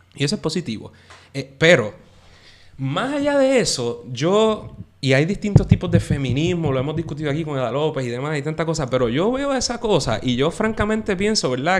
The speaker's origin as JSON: {"language": "Spanish", "country": "Puerto Rico", "said": "nosotros como puertorriqueños"}